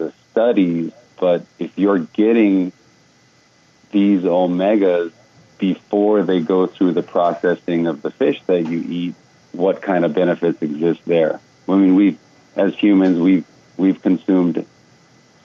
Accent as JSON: {"language": "English", "region": "Hawaii", "country": "United States", "tie": "born or raised there", "said": "I grew up in Hawaii"}